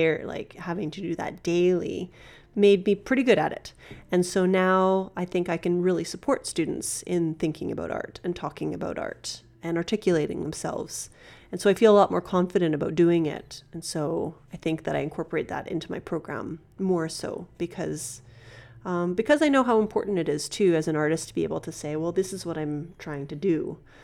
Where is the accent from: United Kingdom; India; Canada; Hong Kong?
Canada; Regina, Saskatchewan; born there; Yeah, okay, I was born in Regina.